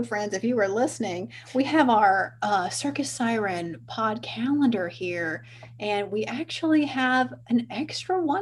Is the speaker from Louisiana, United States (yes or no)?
yes; Louisiana, United States; We're both from Louisiana